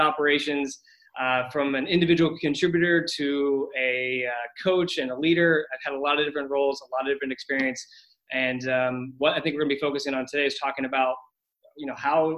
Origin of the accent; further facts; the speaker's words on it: United States; moved away as an adult; also born or lived in San Francisco; now in Berlin, Germany; I'm currently living in Berlin, Germany. I'm an American expat